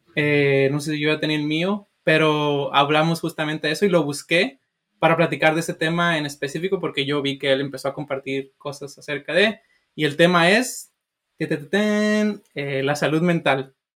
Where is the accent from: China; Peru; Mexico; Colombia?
Mexico; Sinaloa; now in United States; yo soy de Sinaloa